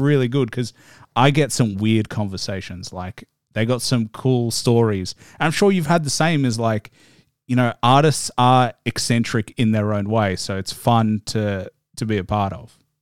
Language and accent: English; Australia; you know I'm Australian